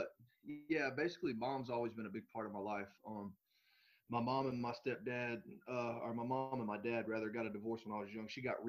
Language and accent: English; Manchester, Kentucky, United States; also born or lived in Grundy; So basically I was raised in Manchester. I was born up in Grundy, came down to Manchester and spent my childhood down here from kindergarten all the way through graduation.